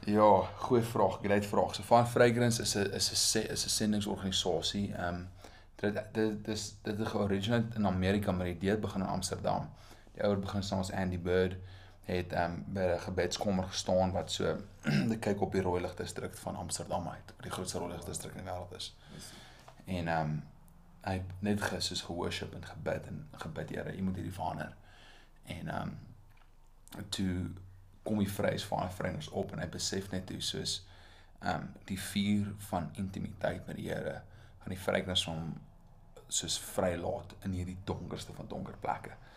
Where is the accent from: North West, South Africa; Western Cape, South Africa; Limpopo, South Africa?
North West, South Africa; Potchefstroom; moved away as an adult; ek het in Potch groot geword actually. Ehm um, ek's 'n tradisionele Potchie.